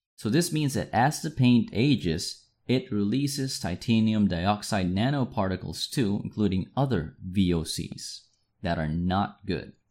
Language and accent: English; Manila, Metro Manila, Philippines; Manila, which is my hometown